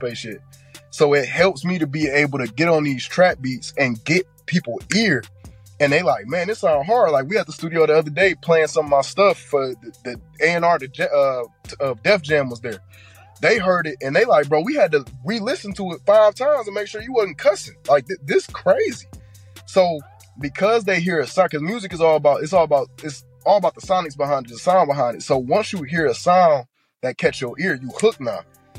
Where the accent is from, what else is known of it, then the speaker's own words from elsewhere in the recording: Detroit, Michigan, United States; moved away; I was born and grew up there